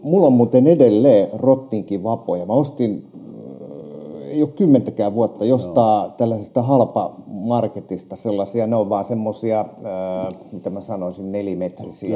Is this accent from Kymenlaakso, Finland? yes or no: yes; Kotka, Kymenlaakso, Finland; meikäläinen on Kotkasta